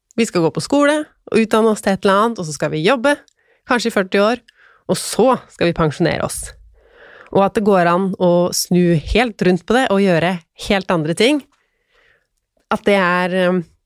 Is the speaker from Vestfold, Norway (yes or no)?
yes; Tønsberg, Vestfold, Norway; moved away; jeg er jo fra Tønsberg.